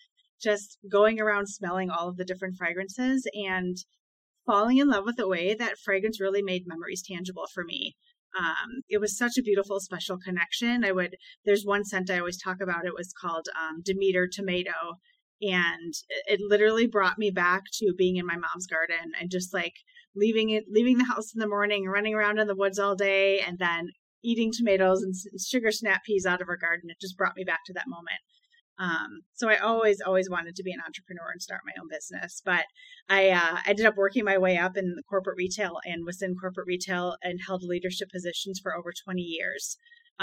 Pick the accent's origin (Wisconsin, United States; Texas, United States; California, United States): Wisconsin, United States; I was born and raised in Wisconsin